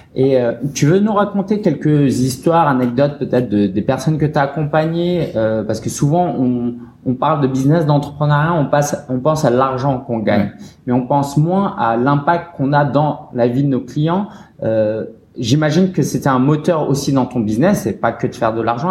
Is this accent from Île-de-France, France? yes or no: yes; Paris, Île-de-France, France; j'ai grandi vers Belleville